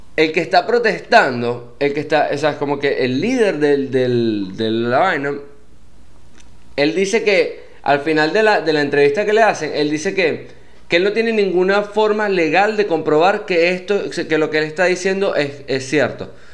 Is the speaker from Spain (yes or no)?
no; Venezuela; moved away as an adult; also born or lived in Panama / Medellín, Colombia; now in United States; Ya venía de Venezuela